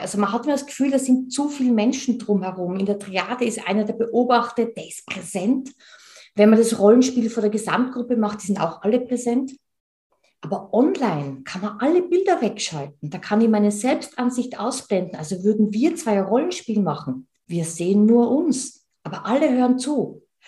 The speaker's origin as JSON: {"language": "German", "region": "Tyrol", "country": "Austria", "said": "Und ich bin Tirolerin, wie man unschwer hört."}